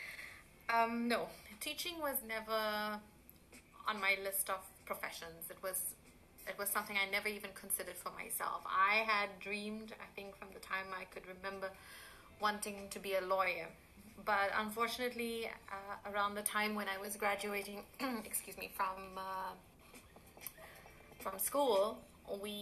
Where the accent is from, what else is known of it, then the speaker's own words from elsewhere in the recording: Durban, KwaZulu-Natal, South Africa; moved away as an adult; also born or lived in Chatsworth; now in Italy; I grew up in Durban